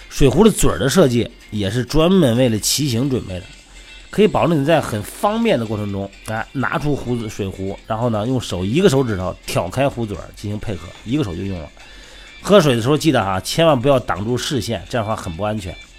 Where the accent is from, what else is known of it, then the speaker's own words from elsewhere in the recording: Jining, Shandong, China; moved away; 我们老家呢，这个山东济宁啊